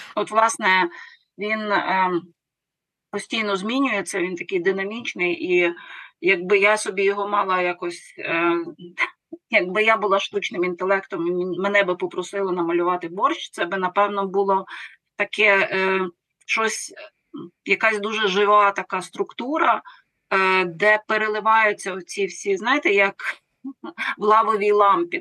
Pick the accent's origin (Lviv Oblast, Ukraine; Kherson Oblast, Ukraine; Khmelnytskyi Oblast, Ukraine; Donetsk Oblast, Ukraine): Lviv Oblast, Ukraine; Lviv; Я львів'янка.